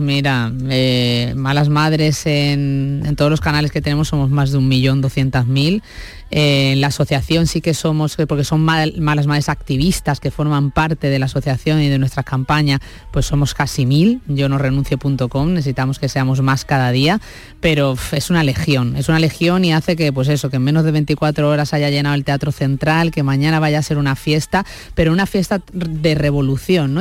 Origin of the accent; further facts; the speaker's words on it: Málaga, Andalusia, Spain; moved away as an adult; also born or lived in Madrid; Yo de Málaga